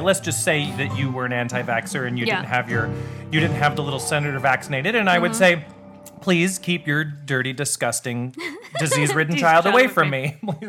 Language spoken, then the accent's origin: English; United States; as an American